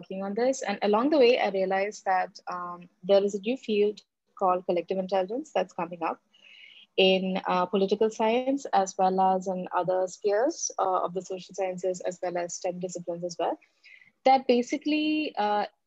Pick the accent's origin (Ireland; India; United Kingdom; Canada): India; moved away as an adult; my home country